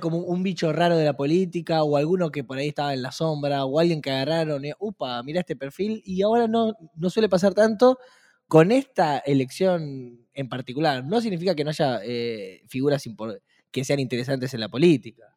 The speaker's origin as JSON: {"language": "Spanish", "country": "Argentina"}